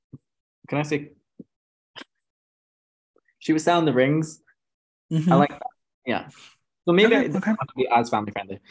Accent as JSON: {"language": "English", "region": "Scotland", "country": "United Kingdom", "said": "I'm Scottish."}